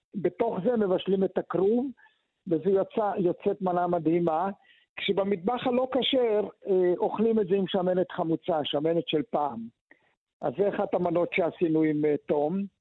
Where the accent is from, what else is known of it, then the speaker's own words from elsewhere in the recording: Israel; אני גדלתי בקיבוץ